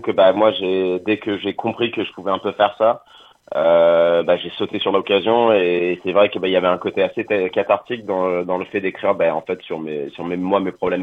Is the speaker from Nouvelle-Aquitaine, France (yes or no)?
yes; Angoulême, Nouvelle-Aquitaine, France; moved away as an adult; now in Paris, France; on est tous d'Angoulême à la base, et en fait, moi, j'ai déménagé à Paris il y a une dizaine d'années